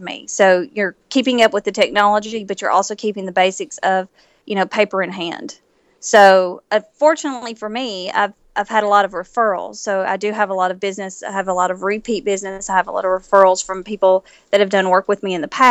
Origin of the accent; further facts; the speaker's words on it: Nashville, Tennessee, United States; I am originally from Nashville